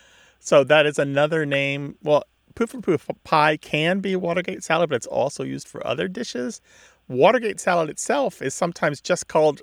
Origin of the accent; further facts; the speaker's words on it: Missouri, United States; Well, growing up in Missouri